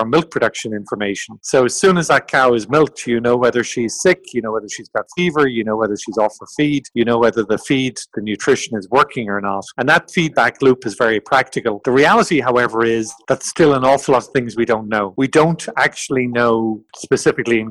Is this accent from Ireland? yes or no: yes; Ireland; moved away as an adult; also born or lived in France / Brazil / Italy; I grew up, as you can tell from my accent, in Ireland